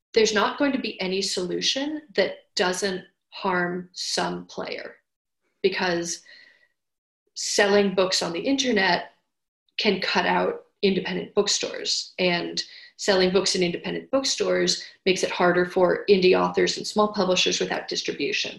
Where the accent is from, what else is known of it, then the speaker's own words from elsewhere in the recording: New York City, New York, United States; I was born in Manhattan.